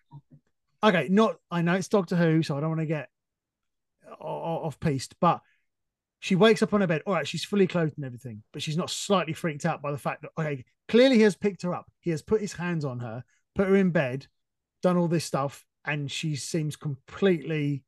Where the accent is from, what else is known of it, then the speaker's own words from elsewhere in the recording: England, United Kingdom; I'm being very English now